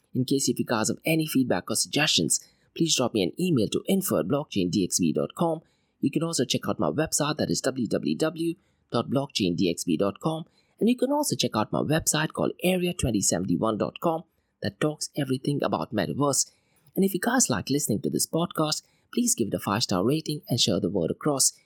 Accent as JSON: {"language": "English", "town": "Mumbai", "region": "Maharashtra", "country": "India", "tie": "born or raised there", "said": "I grew up in Mumbai"}